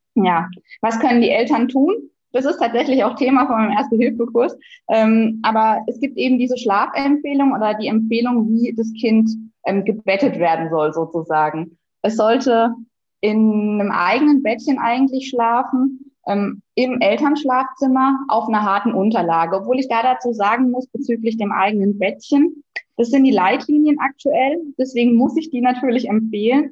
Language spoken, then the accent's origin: German; southern Baden-Württemberg, Germany; accent: southern Baden-Württemberg dialect; Ich bin Ärztin und aktuell tätig auf einer Kinderintensivstation im südlichen Baden-Württemberg. Das hört man vielleicht auch an meinem Dialekt ein bisschen